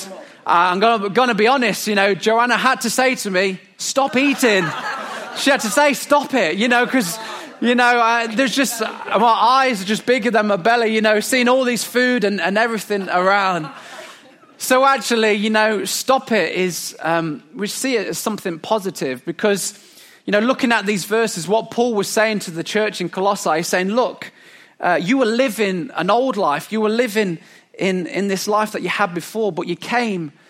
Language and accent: English; England, United Kingdom; as English people